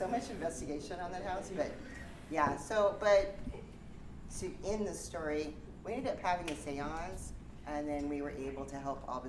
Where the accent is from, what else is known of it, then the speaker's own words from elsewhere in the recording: San Diego, California, United States; I'm from San Diego.